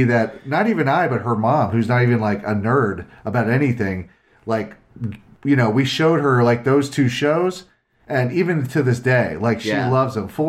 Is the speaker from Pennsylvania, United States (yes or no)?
yes; Philadelphia, Pennsylvania, United States; moved away; I'm from Philly originally. I was born there.